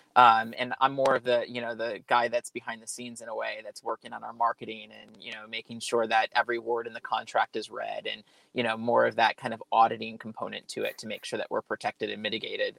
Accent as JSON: {"language": "English", "region": "New York", "country": "United States", "tie": "born or raised there", "also_born_or_lived": "Sacramento, California", "moved": "as an adult", "lives_now": "California, United States", "said": "I was born and raised in New York, so I'm a transplant here to California"}